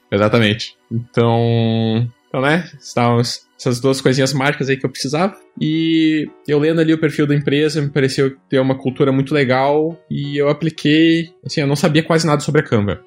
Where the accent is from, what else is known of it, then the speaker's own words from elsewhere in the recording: Gaúcho, Rio Grande do Sul, Brazil; moved away as an adult; now in Sydney, Australia; eu sou gaúcho